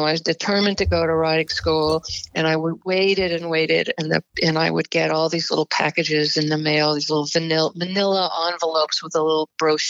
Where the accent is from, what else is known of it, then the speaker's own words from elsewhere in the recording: Montreal, Quebec, Canada; moved away; also born or lived in Stuttgart, Germany / Connecticut; I was born in Stuttgart, Germany, and I moved to Canada when I was about 3 and a half, and I lived in Montreal.